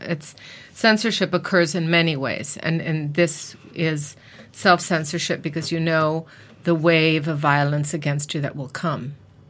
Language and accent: English; Mexico; also born or lived in New York, United States; I live in Mexico, and I was raised in Mexico, and I also went to university in the United States. I went to New York University